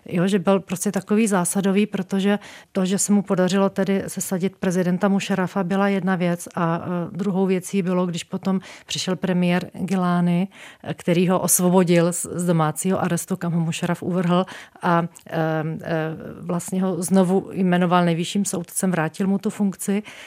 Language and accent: Czech; Czechia; z České republiky